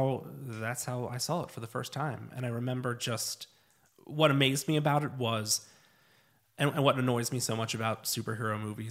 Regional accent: Lancaster, Pennsylvania, United States; I grew up in Lancaster, Pennsylvania.

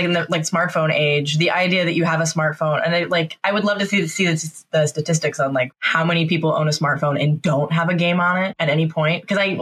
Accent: Oregon, United States; I grew up in Oregon, so it rained all the time.

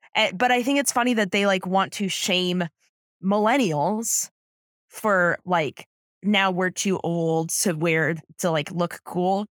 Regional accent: San Diego, California, United States; I grew up, I'm from San Diego

